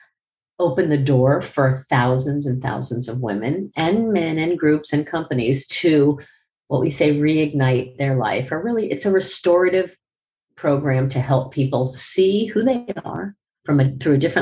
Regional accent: Miami, Florida, United States; I was from Miami

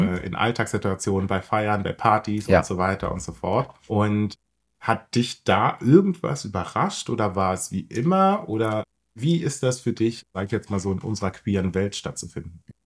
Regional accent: Brandenburg, Germany; ich bin in Brandenburg groß geworden

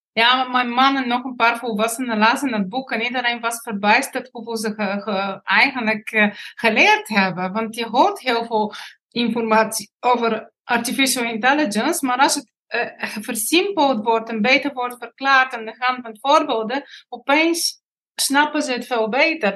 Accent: Bulgaria; Dutch is a second language; moved away as an adult; now in Netherlands; ik kom uit Bulgarije. Op mijn negentiende kwam ik naar Nederland

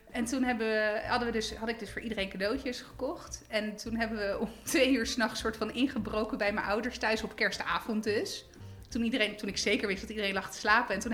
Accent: Italy; nou ja, goed, ik ben Italiaans, dus altijd lekker eten. In Italië heb je dan meer de traditie van die pranzo di Natale.

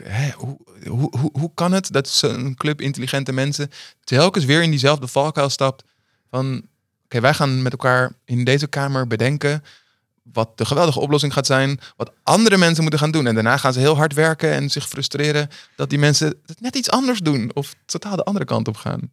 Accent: Amsterdam, North Holland, Netherlands; ik ben in Amsterdam opgegroeid

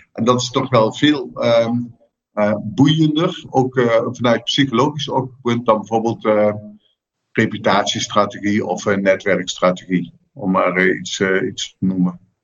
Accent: southern Netherlands, Netherlands; Ik kom uit Zuid-Nederland

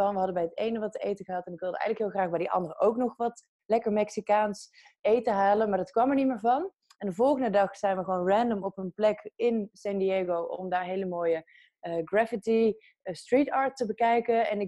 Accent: Breda, North Brabant, Netherlands; now in Utrecht, Netherlands; Ik ben opgegroeid in Brabant.

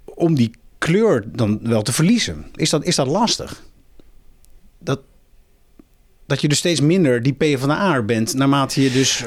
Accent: Muiderberg, North Holland, Netherlands; In mijn geboortedorp, Muidenberg

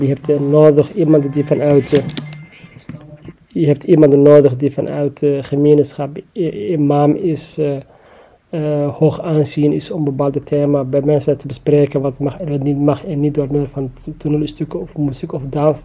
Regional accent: Somalia; now in The Hague, Netherlands; Ik kom oorspronkelijk uit Somalië

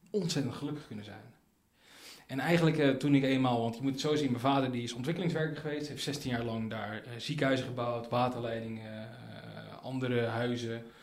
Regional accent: Tanzania; born there; Van, van jongens af ik ben geboren in Tanzania.

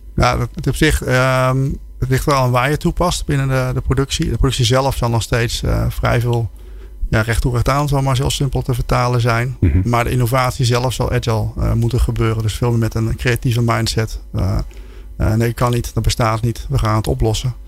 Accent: Netherlands; also born or lived in Germany

